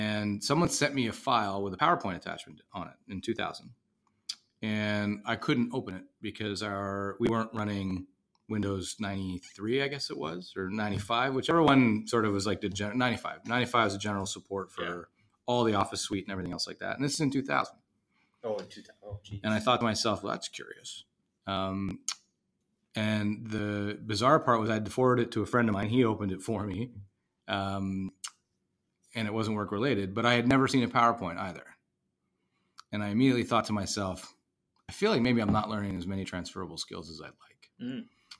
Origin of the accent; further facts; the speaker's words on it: Ottawa, Ontario, Canada; moved away; grew up in Ottawa, Canada. So I am not from America